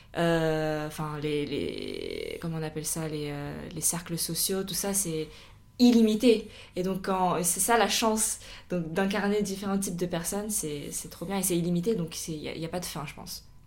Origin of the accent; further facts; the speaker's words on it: France; on est des Chinois qui ont grandi en France